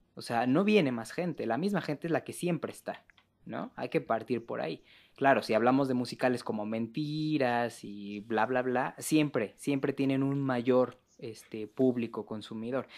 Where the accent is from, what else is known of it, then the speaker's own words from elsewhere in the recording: Mexico City, Mexico; yo que soy de la Ciudad de México